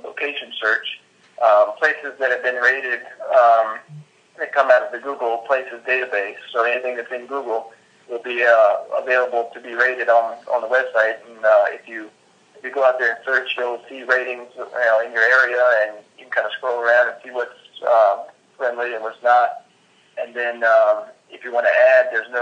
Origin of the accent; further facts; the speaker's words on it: Richmond, Virginia, United States; I'm from Richmond, Virginia